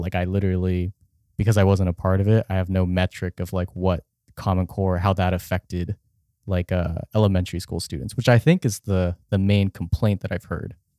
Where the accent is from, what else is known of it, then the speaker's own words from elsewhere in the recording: Richardson, Texas, United States; I grew up in Richardson, Texas, which is a suburb outside of Dallas